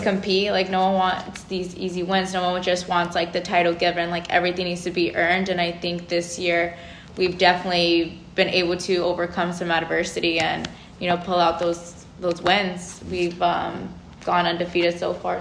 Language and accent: English; Los Angeles, California, United States; moved away as an adult; I'm from SoCal. I'm from Los Angeles